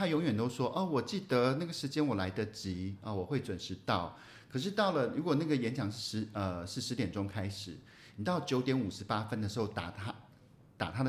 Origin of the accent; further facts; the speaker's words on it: Taichung, Taiwan; 可是我们台中人跟台北人的生活就是不一样啊。